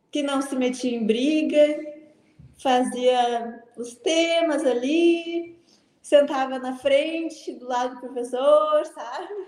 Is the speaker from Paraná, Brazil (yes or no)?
no; Porto Alegre, Rio Grande do Sul, Brazil; now in São Paulo, Brazil; É, eu sou de Porto Alegre, né? Do Rio Grande do Sul.